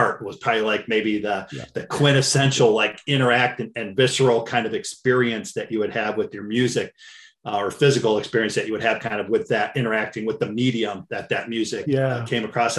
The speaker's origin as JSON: {"language": "English", "town": "Cleveland", "region": "Ohio", "country": "United States", "tie": "born or raised there", "said": "I'm born and raised in Cleveland, still live here"}